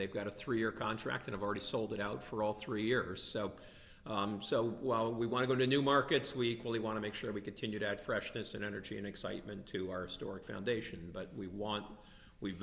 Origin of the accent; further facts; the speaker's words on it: United States; as an American